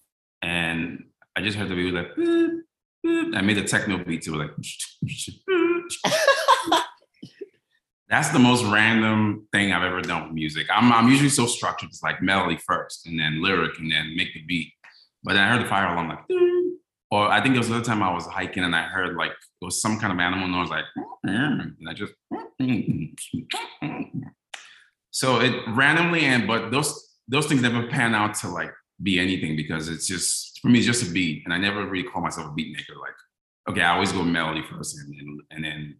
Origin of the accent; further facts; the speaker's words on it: D.C., Maryland, United States; moved away as an adult; also born or lived in Washington, D.C.; now in Los Angeles, United States; I grew up in Maryland, D.C.